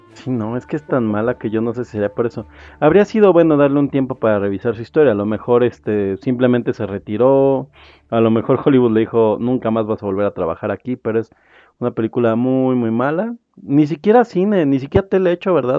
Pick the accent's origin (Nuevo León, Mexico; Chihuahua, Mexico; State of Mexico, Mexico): State of Mexico, Mexico; yo soy mexiquense